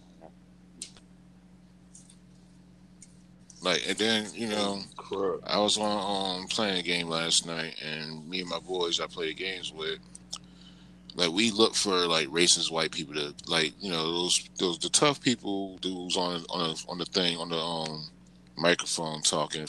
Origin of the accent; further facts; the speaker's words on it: Atlantic City, New Jersey, United States; moved away; I'm from Atlantic City.